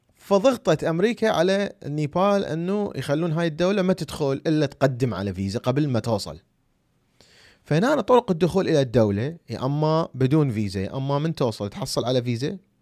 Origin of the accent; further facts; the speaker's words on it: Iraq; أنا عراقي. شوفوا الجواز مالتي العراقي